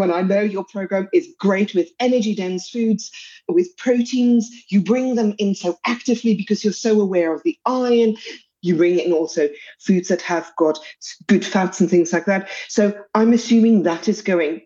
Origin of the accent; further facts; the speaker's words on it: South Africa; accent: South African; as you can hear from my accent, I come from South Africa